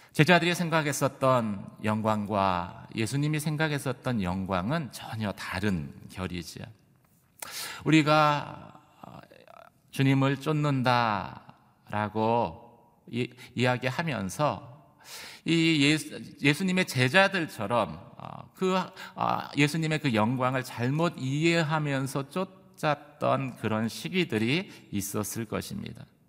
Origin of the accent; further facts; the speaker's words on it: South Korea; 저희 한국 사람이다 보니까